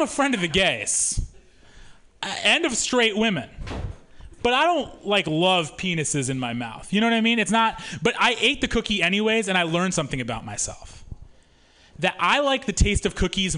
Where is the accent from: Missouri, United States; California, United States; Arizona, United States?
Missouri, United States; moved away; I'm from Missouri originally